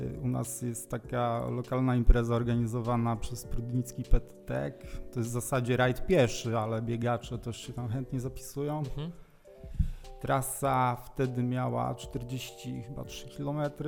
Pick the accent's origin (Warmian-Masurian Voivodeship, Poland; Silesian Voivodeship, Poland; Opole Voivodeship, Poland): Opole Voivodeship, Poland; Jestem biegaczem z Opolszczyzny, nie tutaj z rejonu Wrocławia, z południa Opolszczyzny